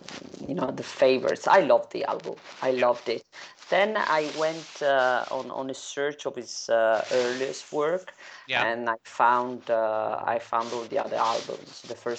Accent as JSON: {"language": "English", "country": "Italy", "tie": "born or raised there", "said": "And it would have to be in Italy, in my hometown."}